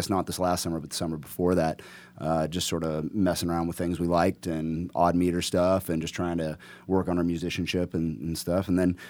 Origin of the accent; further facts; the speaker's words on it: Austin, Texas, United States; moved away as an adult; now in Portland, United States; I'm from Austin, Texas originally.